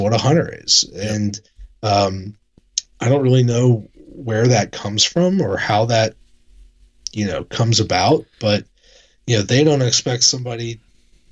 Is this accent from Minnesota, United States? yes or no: no; Northern Virginia, United States; I was born and raised in Northern Virginia